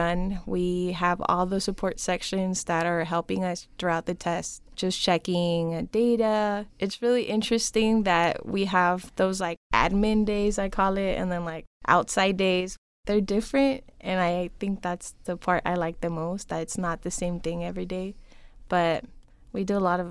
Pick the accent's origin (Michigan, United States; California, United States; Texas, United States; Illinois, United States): California, United States; San Diego; moved away as an adult; also born or lived in Mexicali, Baja California, Mexico; now in Yuma, United States; I grew up in San Diego, born and raised